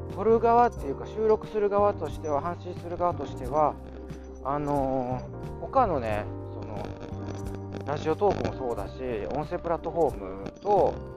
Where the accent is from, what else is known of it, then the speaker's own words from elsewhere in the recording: Kansai, Japan; accent: Kansai-ben; 私のそのあの関西弁